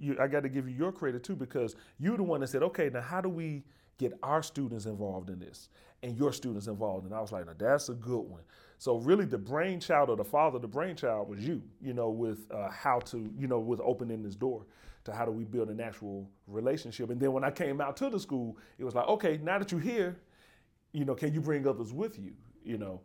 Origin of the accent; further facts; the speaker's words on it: Birmingham, Alabama, United States; now in New Haven, United States; I'm from Birmingham, uh, Birmingham, Alabama